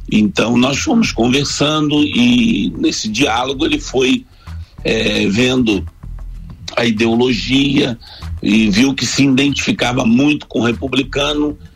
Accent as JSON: {"language": "Portuguese", "region": "Rio de Janeiro", "country": "Brazil", "accent": "carioca", "moved": "as an adult", "lives_now": "Santa Catarina, Brazil", "said": "já me considero um catarinense, né? Já estou aqui há 17 anos, mas o sotaque é difícil de perder. Apesar de eu estar bem, bem, é, muito tempo sem, sem, sem voltar, regressar ao Rio de Janeiro, né?"}